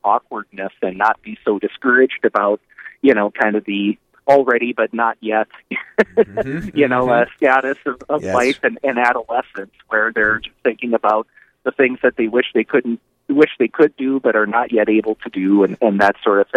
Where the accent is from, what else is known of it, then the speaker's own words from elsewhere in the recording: Napoleon, United States; the community that I grew up in Napoleon